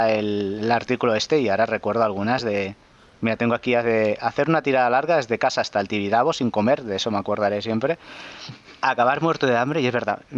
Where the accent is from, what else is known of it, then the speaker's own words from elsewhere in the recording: Navarcles, Catalonia, Spain; La, carrera de mi pueblo de Navarcles, bueno, tengo 50, como he vivido en muchos diferentes sitios de, de cría, bueno, pero este es uno de mis pueblos, Navarcles.